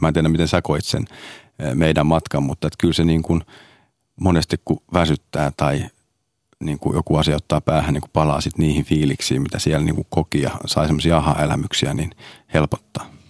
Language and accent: Finnish; Hyvinkää, Uusimaa, Finland; also born or lived in Sodankylä; Me muutettiin Sodankylästä Hyvinkäälle. Eli mä oon Hyvinkäälle, johon mä tätä Red Carpetia järjestin tänä vuonna ensimmäistä vuotta, niin, niin mä oon käynyt siellä kolmannesta luokasta niin kuin lukion loppuun